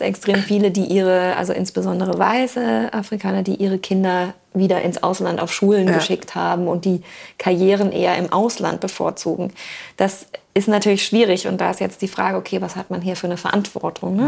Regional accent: Black Forest, Baden-Württemberg, Germany; also born or lived in Hamburg; now in Wismar, Germany; ich komme aus dem Schwarzwald

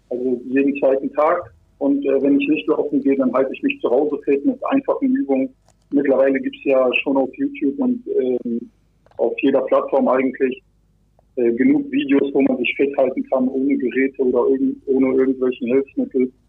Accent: Bremerhaven, Bremen, Germany; also born or lived in Kazakhstan; Ich wurde in Kasachstan geboren. Als ich ein Jahr alt war, sind wir dann nach Deutschland gekommen. Ähm, und dann habe ich bis vor sechs Jahren auch in Bremerhaven gelebt.

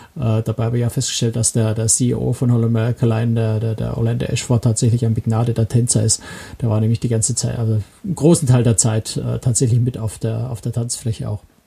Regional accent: Germany; als Deutsche

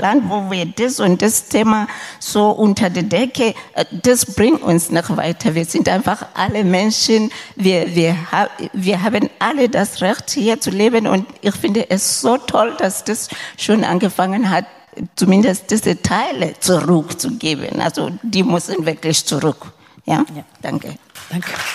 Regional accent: Lesotho; moved away; ich komme selber aus Lesotho im südlichen Afrika

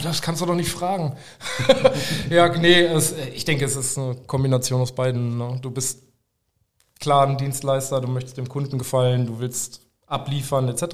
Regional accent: Nienburg/Weser, Lower Saxony, Germany; moved away as an adult; also born or lived in Hameln; now in Aerzen, Germany; Ich bin äh, ursprünglich aus Nimog-Weser und bin vor ja, so zwölf Jahren etwa ähm, zum Tätowieren lernen nach Erzen gegangen

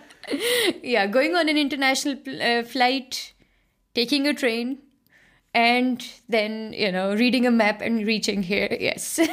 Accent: Lahore, Punjab, Pakistan; moved away as an adult; also born or lived in Netherlands; now in Germany; I grew up in Lahore in Pakistan

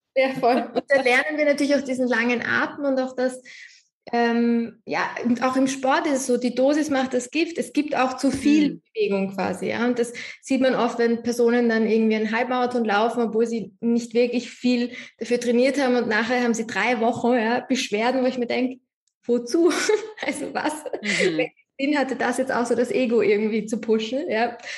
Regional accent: Austria; bei uns in Österreich

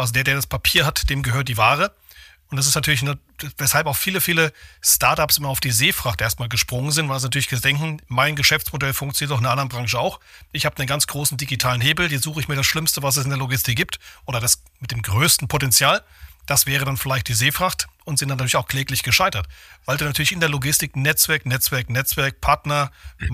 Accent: Thuringia, Germany; moved away; Ich selbst bin äh, geborener Thüringer, also ich mache immer so schön hier Aufbau West

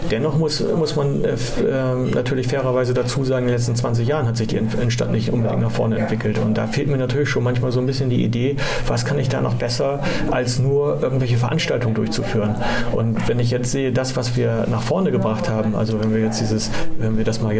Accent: Bremen, Germany; als echter Bremer sozusagen hier geboren und, und auch aufgewachsen

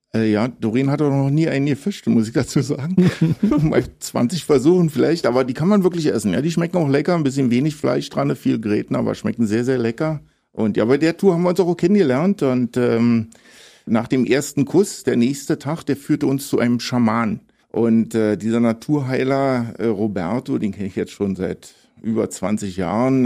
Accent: Berlin, Germany; moved away as an adult; also born or lived in Tobago / Colombia / Ecuador / Belize; Ich bin ja auch direkt am Flughafen Tegel geboren, direkt am Zaun

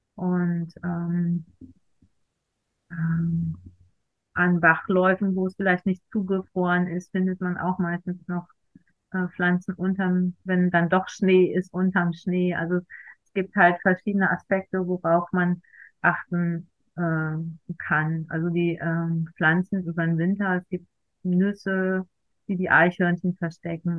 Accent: Germany; moved away; Ich komme aus äh, einem kleinen Selbstversorgerdorf in der Eifel. Wir waren zu Hause Selbstversorger

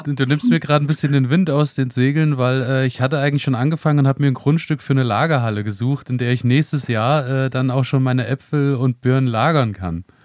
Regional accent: Thuringian Rhön, Germany; bei uns in der Rhön oder hier speziell in der Thüringer Rhön

